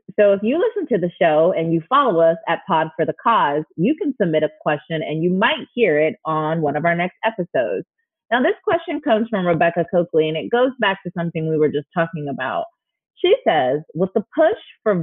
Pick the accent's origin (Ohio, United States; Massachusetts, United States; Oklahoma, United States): Ohio, United States; my home state of Ohio